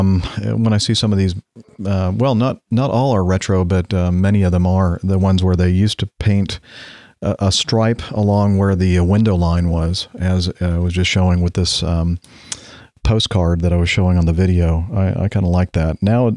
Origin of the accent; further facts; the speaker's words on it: Minneapolis, Minnesota, United States; For myself, growing up in the Minneapolis area and a son of a current pilot at Acme Regional